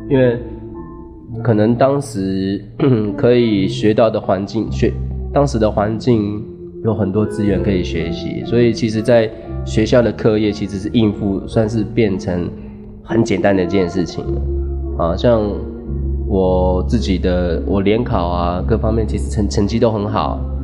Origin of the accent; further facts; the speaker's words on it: Taipei, Taiwan; moved away as an adult; now in Shenzhen, China; 我来自台湾，台北市。 来了深圳，有了一年的时间